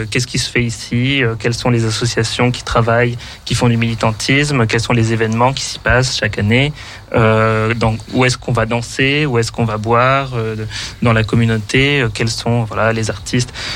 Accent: Paris, Île-de-France, France; moved away as an adult; also born or lived in Ireland / Germany; now in Lyon, France; je suis parisien à la base

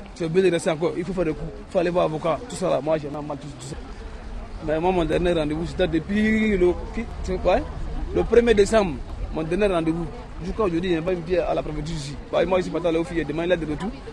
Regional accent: Côte d’Ivoire; moved away as an adult; also born or lived in Italy; now in France; je viens de la Côte d'Ivoire.

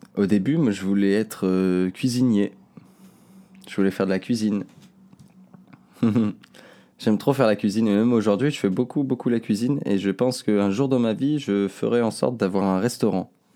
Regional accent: Seyssinet-Pariset, Auvergne-Rhône-Alpes, France; né là, je suis né ici. Ici, vers Cessiné. J'ai grandi à Cessiné, et j'habite aujourd'hui encore assassiné

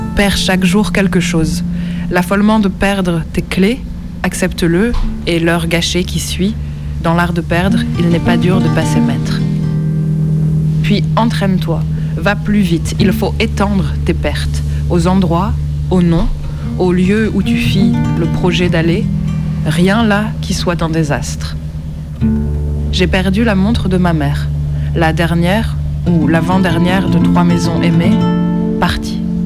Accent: France; also born or lived in Nancy; je suis française

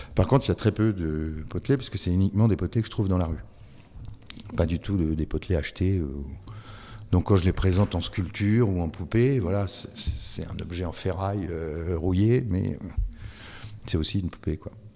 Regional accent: France; je suis français

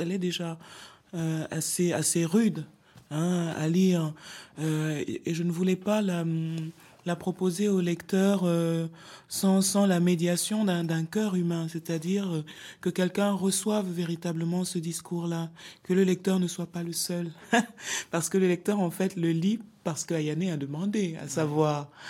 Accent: Cameroon; je viens d'un pays dont les langues officielles sont le français et l'anglais. Le Cameroun est un pays bilingue

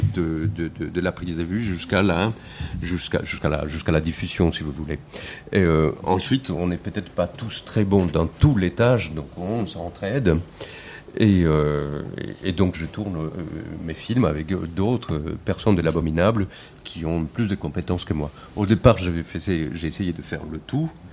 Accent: Colombia; moved away as an adult; now in France; Je, suis colombien. Je suis né en Colombie en 1975. Je suis arrivé en France en 99.

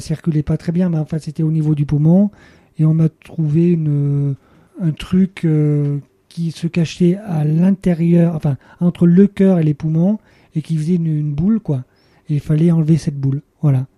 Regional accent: Le Puy-en-Velay, Auvergne-Rhône-Alpes, France; je suis né au Puy-en-Velay

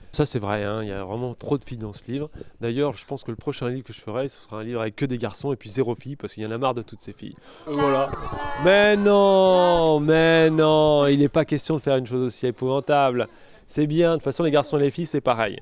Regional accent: Montélimar, Auvergne-Rhône-Alpes, France; now in Escalquens, France; Je suis né à Montélimar

